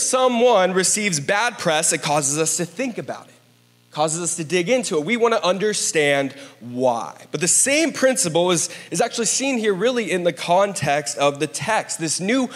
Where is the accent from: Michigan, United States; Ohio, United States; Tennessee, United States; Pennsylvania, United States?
Ohio, United States; Columbus; I grew up in Columbus, Ohio